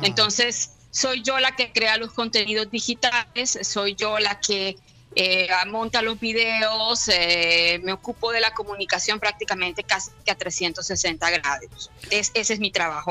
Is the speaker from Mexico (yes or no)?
no; Barranquilla, Atlántico, Colombia; moved away as an adult; now in Bologna, Italy; Yo me fui de Barranquilla hace 19 años